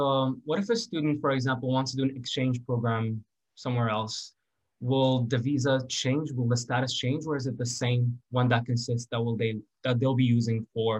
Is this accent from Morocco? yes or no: yes; Morocco; now in United States; we're coming from Morocco.